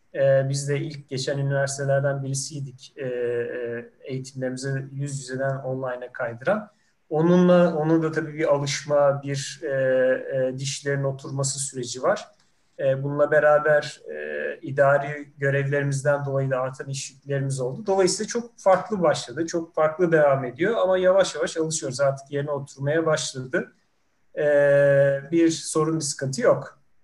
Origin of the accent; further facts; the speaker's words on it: İzmir, Turkey; moved away as an adult; also born or lived in Ankara; ben aslında İzmirliyim.